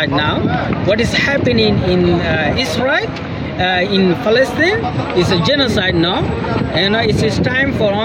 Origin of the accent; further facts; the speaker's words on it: Rakhine State, Myanmar; English is a second language; now in Australia; We come from Arakan. Arakan is our motherland.